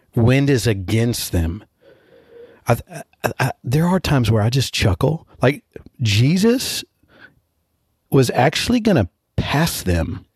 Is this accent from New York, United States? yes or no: no; Texas, United States; as a Texan